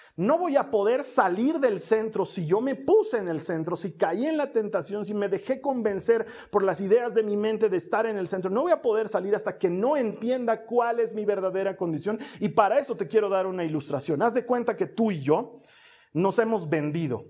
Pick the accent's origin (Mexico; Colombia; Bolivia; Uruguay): Bolivia; En mi país, en Bolivia